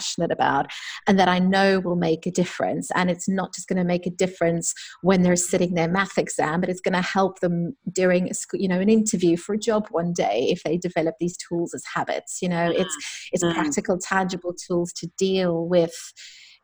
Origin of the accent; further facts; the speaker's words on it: South Africa; moved away as an adult; also born or lived in London; I'm from South Africa.